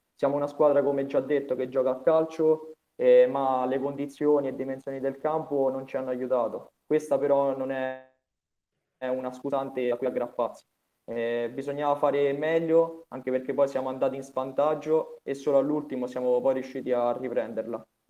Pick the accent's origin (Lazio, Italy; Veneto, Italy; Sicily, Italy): Lazio, Italy; Vasanello; da quando giocavo nel mio paese a Vasanello